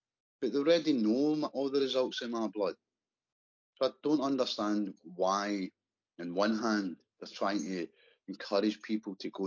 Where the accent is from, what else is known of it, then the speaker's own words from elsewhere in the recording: Scotland, United Kingdom; As a Scottish scaffolder